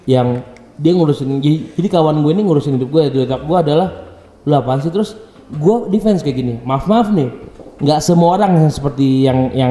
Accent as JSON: {"language": "Indonesian", "town": "Padang", "region": "West Sumatra", "country": "Indonesia", "said": "Mas Insan udah tau kan oh, gue orang Padang ya udah kayak udah kayak udah gitu."}